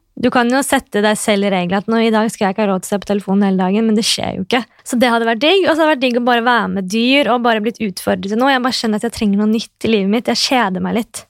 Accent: Oslo, Norway; accent: kebabnorsk; Nå er jeg født og oppvokst på Oslo S, da, jeg, og jeg bor der i tillegg.

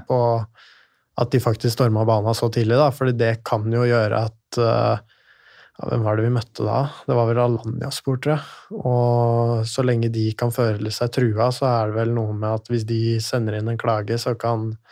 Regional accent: Lillehammer, Innlandet, Norway; moved away; jeg kommer fra Lillehammer.

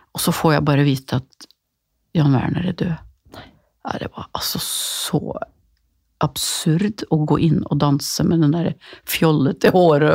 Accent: Gothenburg, Västra Götaland, Sweden; min hjemby Göteborg

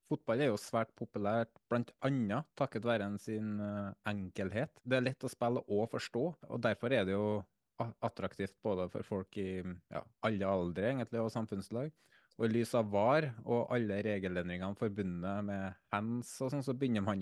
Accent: Trøndelag, Norway; Jeg er trønder, så jeg

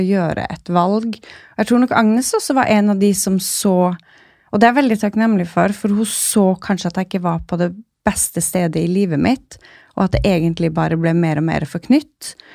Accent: Kirkenes, Finnmark, Norway; moved away as an adult; also born or lived in Oslo; now in Svalbard, Norway; den lå i Kirkenes, så jeg kunne bli værende der jeg kommer fra

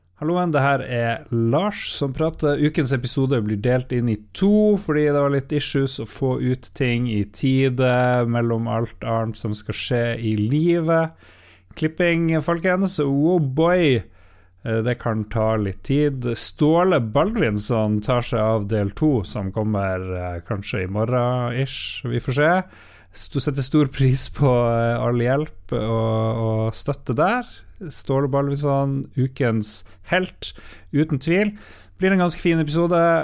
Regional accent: Northern Norway, Norway; Her i Nord-Norge, vi holder jo på sterkt

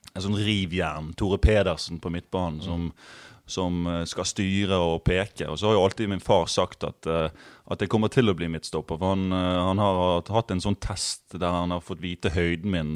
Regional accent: Bergen, Vestland, Norway; på Møhlpris, der jeg er fra, der er det buekorps

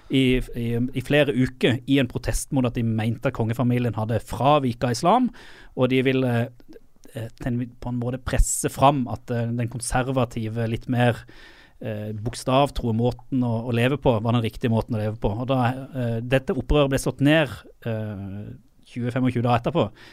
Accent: Sørlandet, Norway; also born or lived in Saudi Arabia; Jeg er jo sørlending

